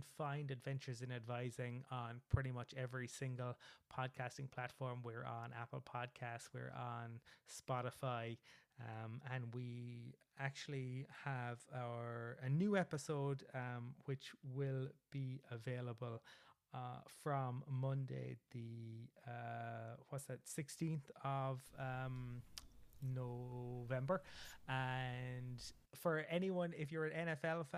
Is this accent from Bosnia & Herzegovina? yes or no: no; Cork, Munster, Ireland; Cork is my hometown